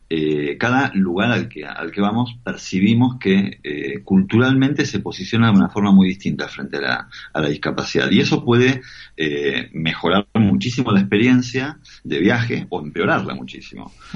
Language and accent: Spanish; Argentina; moved away; nosotros como argentinos